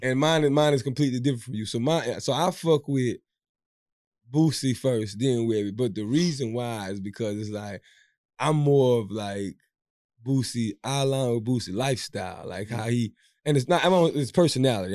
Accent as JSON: {"language": "English", "region": "Louisiana", "country": "United States", "moved": "yes", "lives_now": "Houston, United States", "said": "We are from Louisiana"}